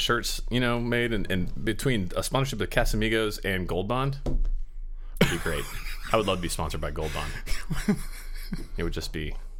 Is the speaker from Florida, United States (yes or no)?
yes; Pensacola, Florida, United States; also born or lived in Van Nuys, California; now in Los Angeles, United States; I was born here in Van Nuys. Oh, you were? Yeah, but my family moved me to Florida when I was 5. And I grew up.